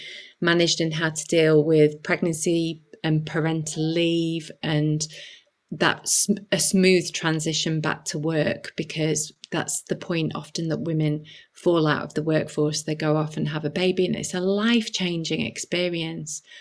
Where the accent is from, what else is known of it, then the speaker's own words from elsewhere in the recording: Halifax, Yorkshire and the Humber, United Kingdom; I grew up in Halifax in the 80s and 90s, you know, proper northern town